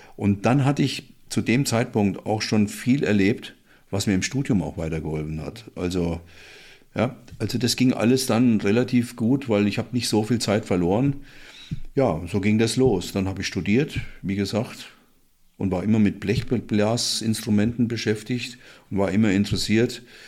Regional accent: Willingshausen, Hesse, Germany; moved away; also born or lived in Frankfurt am Main; Willingshausen, ist die Großgemeinde Zeller, heißt der Ort, wo ich herkomme

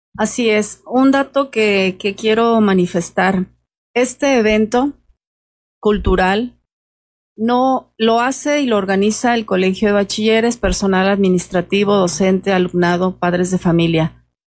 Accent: Michoacán, Mexico; esta es nuestra cultura como mexicanos, como michoacanos

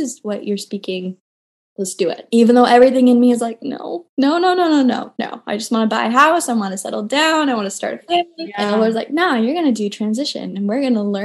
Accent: Tri-Cities, Washington, United States; moved away as an adult; also born or lived in Redding, California / Dallas, Texas; now in Charlotte, United States; I grew up small town in Tri-Cities, Washington

